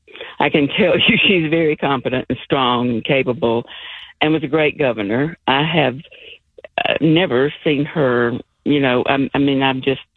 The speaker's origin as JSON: {"language": "English", "region": "South Carolina", "country": "United States", "moved": "yes", "lives_now": "Ogden, United States", "said": "I am also from South Carolina."}